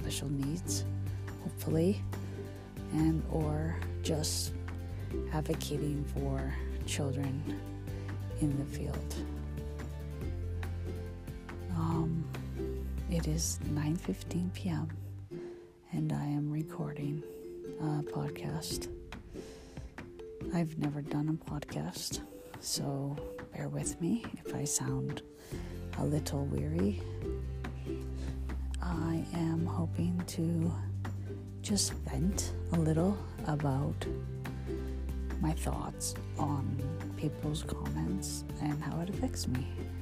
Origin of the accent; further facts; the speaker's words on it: Canada; also born or lived in Calgary, Alberta; I am 39, Canadian, living.